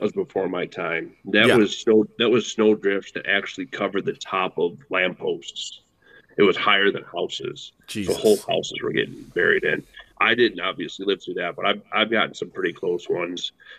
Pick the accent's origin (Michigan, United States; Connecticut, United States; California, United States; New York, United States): New York, United States; Buffalo; moved away as an adult; now in Hudson Valley, United States; Born and raised in Buffalo, New York.